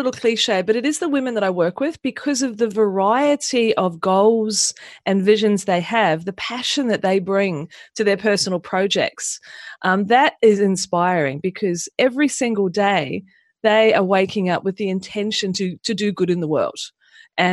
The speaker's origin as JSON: {"language": "English", "town": "Pukekohe", "region": "Auckland", "country": "New Zealand", "tie": "born or raised there", "also_born_or_lived": "Mangere, New Zealand", "moved": "as an adult", "lives_now": "Australia", "said": "I was born in New Zealand, in just south of Auckland, in a place called Mangere, and I grew up on a farm in Pukekohe."}